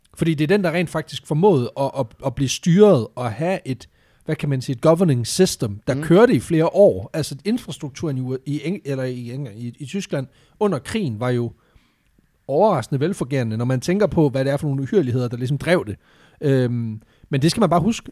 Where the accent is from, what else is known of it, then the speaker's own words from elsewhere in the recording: Southern Jutland, Southern Denmark, Denmark; jeg er vokset op i Sønderjylland